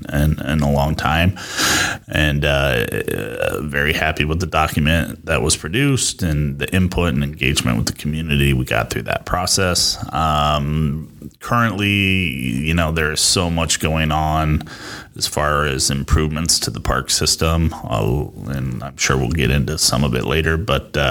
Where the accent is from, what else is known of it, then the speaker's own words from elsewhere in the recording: Rock Island, Illinois, United States; moved away as an adult; also born or lived in Iowa City, Iowa / Chicago suburbs, Illinois; now in Davenport, United States; Quad City native, born and raised in Rock Island.